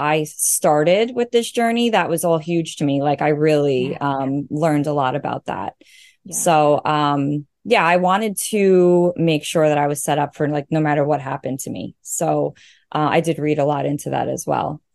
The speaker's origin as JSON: {"language": "English", "area": "Long Island", "region": "New York", "country": "United States", "said": "I'm from Long Island, New York"}